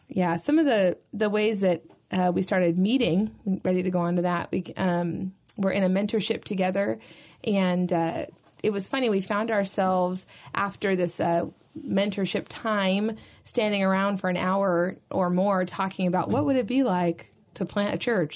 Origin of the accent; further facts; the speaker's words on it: Sacramento, California, United States; I grew up in Sacramento, so my entire family and community was there.